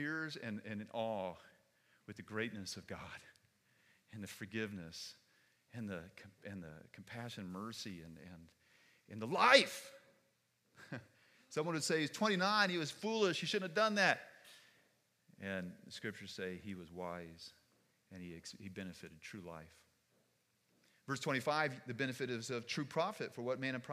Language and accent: English; United States; I'm an American, foolish American.